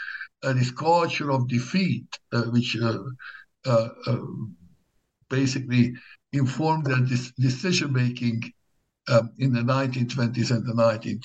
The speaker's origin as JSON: {"language": "English", "region": "Szabolcs-Szatmár-Bereg", "country": "Hungary", "tie": "born or raised there", "second_language": "English", "said": "I was born in Hungary in the mid-1960s, and a small town not very far from the Ukrainian border. I did my high school years in the town of Nyíregyháza, one of the larger towns."}